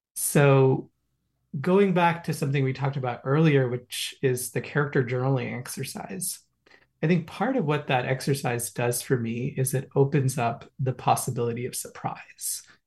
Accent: Kolkata, West Bengal, India; also born or lived in New York City; now in Hudson Valley, United States; growing up in India, in a middle class household

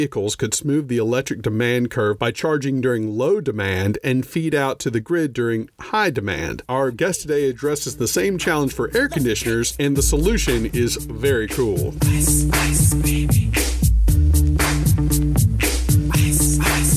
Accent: Louisiana, United States; moved away; also born or lived in Austin, Texas; Growing up in Louisiana

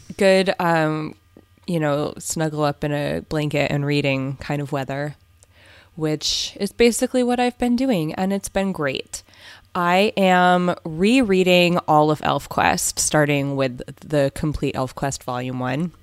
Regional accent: Southern California, United States; moved away as an adult; now in Berkshires, United States; we're from Southern California

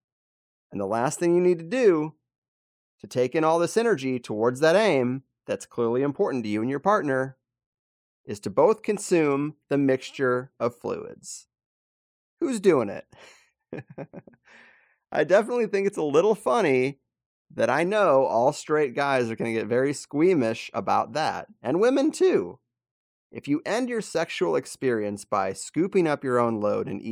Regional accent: Missouri, United States; I grew up in Missouri

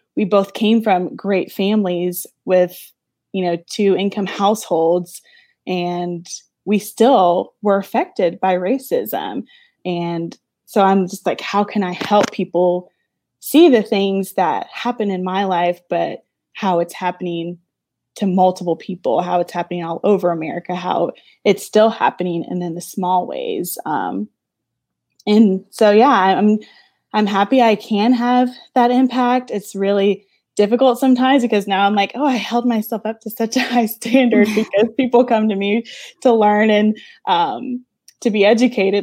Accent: Louisiana, United States; I'm from Louisiana

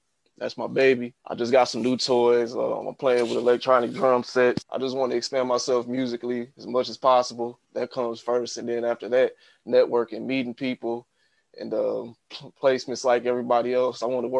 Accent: Muskegon, Michigan, United States; I'm from Muskegon, Michigan. I've been producing since the age of 11. 31 now

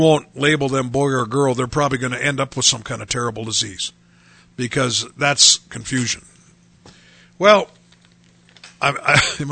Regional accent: United States; as Americans

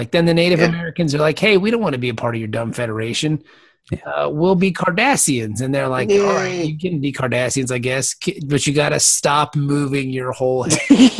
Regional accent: Canada; It's a long, yeah, of course not. I'm French Canadian.

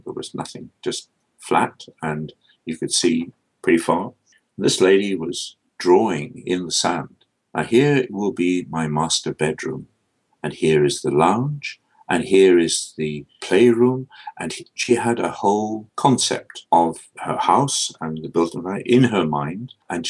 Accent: Scotland, United Kingdom; I'm a product of the Scottish Enlightenment. I come from Scotland.

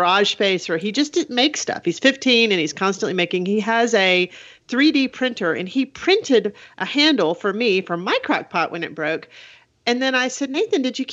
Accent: South Alabama, United States; now in Huntsville, United States; I was raised in South Alabama and moved up to Huntsville

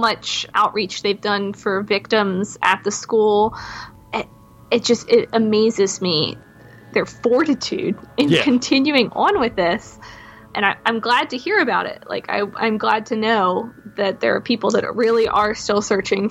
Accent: outside of Baltimore, Maryland, United States; growing up outside of Baltimore

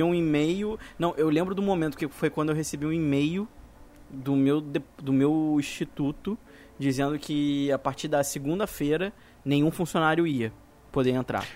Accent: Brazil; como brasileiro

